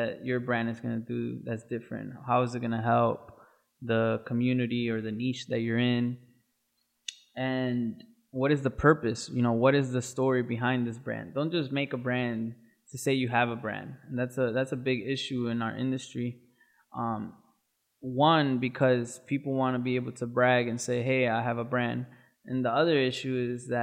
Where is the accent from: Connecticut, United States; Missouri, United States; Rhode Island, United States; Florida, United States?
Connecticut, United States; Waterbury; I grew up in Waterbury, Connecticut